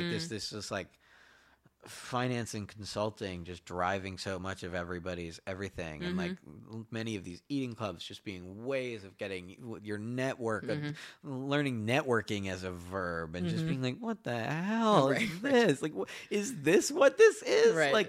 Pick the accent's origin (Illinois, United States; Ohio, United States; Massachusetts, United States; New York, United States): Massachusetts, United States; oh, I'm from Cape Cod, and they're like, oh, that's cool.